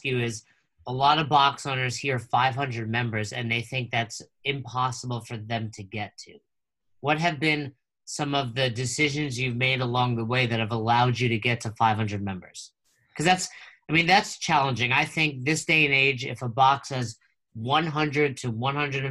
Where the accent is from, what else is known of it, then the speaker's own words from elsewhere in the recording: Northeast, United States; moved away as an adult; now in Florida, United States; I'm from the Northeast, and I moved down here a few years